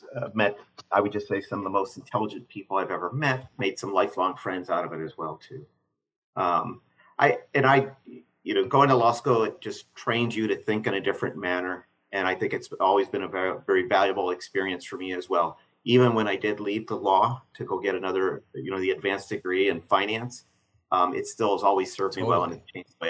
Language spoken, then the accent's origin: English; Chicago, Illinois, United States; I'm a Midwesterner. I wasn't born there, but I consider myself a Chicagoan.